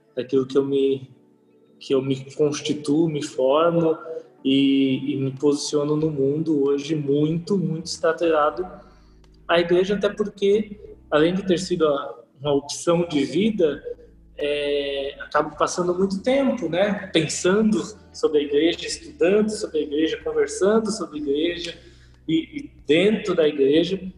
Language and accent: Portuguese; São Paulo, Brazil; also born or lived in Caraguatatuba; nasci em São Paulo, aqui na capital, morei um tempo em Caraguatatuba, depois retornei aqui para São Paulo.